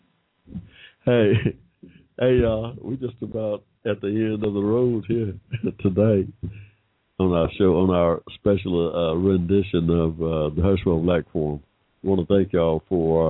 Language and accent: English; McDonough, Georgia, United States; I was born in 1945 in Georgia, y'all, without financial or 14th Amendment right protections. Me, when I started school in 1951 in this state, I rode right past a white school that seemed like right next door, all the way to a rundown black school in McDonough